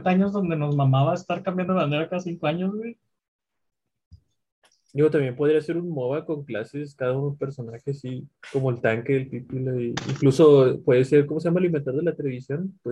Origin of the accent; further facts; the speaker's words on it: Mexico; Son patrimonio de nosotros como mexicanos.